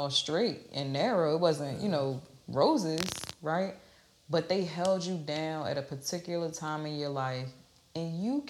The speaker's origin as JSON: {"language": "English", "region": "New Jersey", "country": "United States", "said": "And so I'm from New Jersey, and our passion looked like you look like you want to fight, right?"}